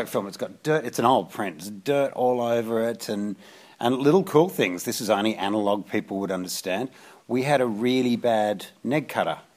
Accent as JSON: {"language": "English", "country": "Australia", "tie": "born or raised there", "said": "growing up in Australia"}